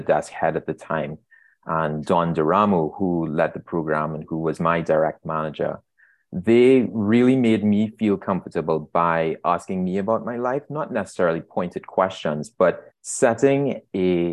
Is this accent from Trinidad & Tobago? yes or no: yes; Trinidad & Tobago; moved away as an adult; now in Toronto, Canada; As you can hear in my voice, I was born and raised in Trinidad and Tobago